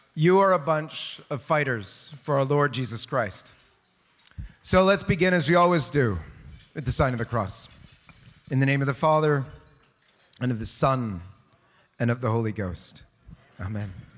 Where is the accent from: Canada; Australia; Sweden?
Canada; in Canada, my home country